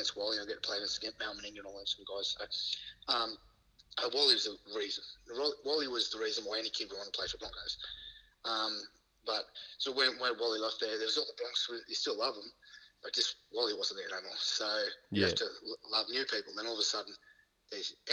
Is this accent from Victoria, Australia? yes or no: no; Queensland, Australia; moved away; So, obviously being a Queenslander